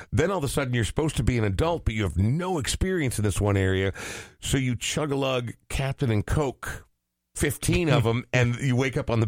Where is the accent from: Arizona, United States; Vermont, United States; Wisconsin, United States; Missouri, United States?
Wisconsin, United States; Milwaukee; I grew up in Wisconsin, so it's in my blood.